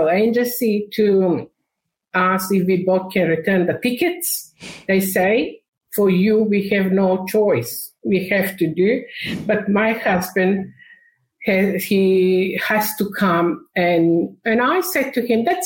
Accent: North Macedonia; English is a second language; moved away as an adult; now in Australia; I was born in Macedonia in 1999 we migrated to Australia

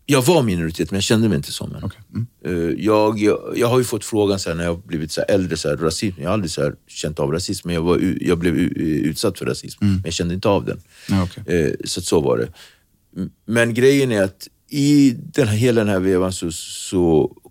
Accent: Nacka, Stockholm County, Sweden; Swedish is a second language; also born or lived in Cape Verde / Praia, Santiago; Jag är uppväxt i Nacka, vi har Dunes utskog, vi har Långsjön, vi har eh, Järlasjön, vi har liksom Nyckelviken

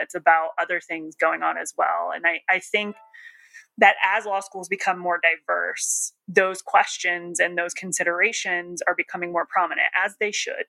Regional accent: New Jersey, United States; accent: Jersey; I mean, I'm from New Jersey, but I don't really have my Jersey accent anymore.

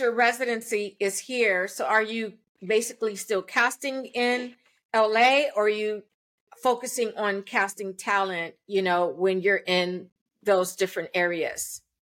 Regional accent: Los Angeles, California, United States; I'm I'm fourth generation Angelino and I grew up in Hollywood.

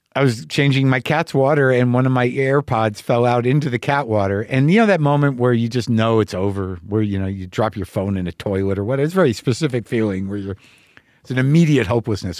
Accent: New Mexico, United States; also born or lived in New Jersey; I was born in sixty three, New Jersey. I was raised in New Mexico

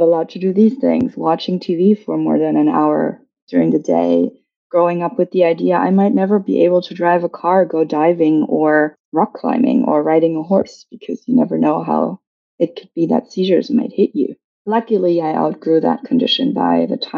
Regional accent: Germany; I was born and raised in Germany.

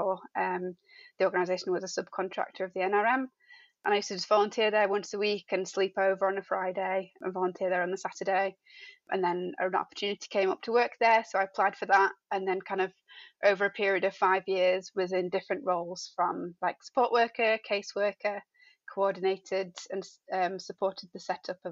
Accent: Dewsbury, Yorkshire and the Humber, United Kingdom; moved away as an adult; also born or lived in Sheffield; now in Birmingham, United Kingdom; I was born in Dewsbury, went to university at Sheffield Hallam

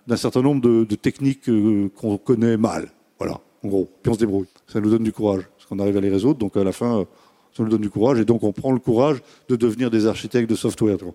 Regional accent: France; on est français

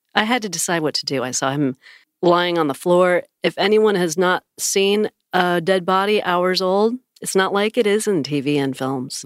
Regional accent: on Lake Ontario, Western New York near Niagara Falls, United States; moved away; I grew up right on Lake Ontario

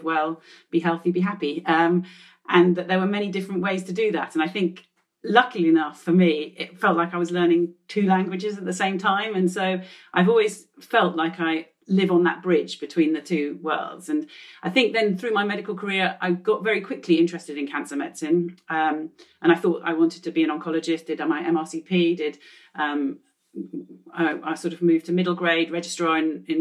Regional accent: England, United Kingdom; both my parents are actually Hungarian and came to England and met, and I was born in England

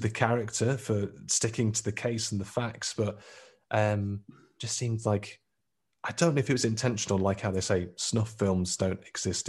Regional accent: Lichfield, West Midlands, United Kingdom; where I grew up in Litchfield

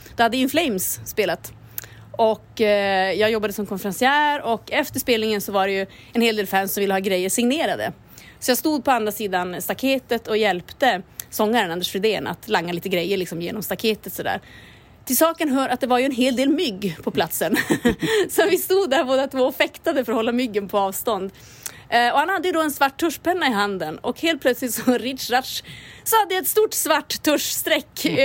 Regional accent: Kiruna, Norrbotten County, Sweden; det här är min hemort och det är här det händer

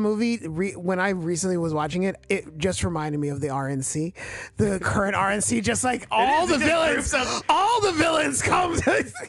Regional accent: New Orleans, Louisiana, United States; we're from New Orleans.

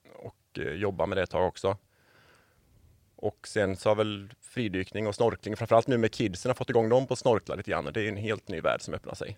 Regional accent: Borås, Västra Götaland, Sweden; moved away as an adult; now in Varberg, Sweden; jag är ju badjävel från Borås från början.

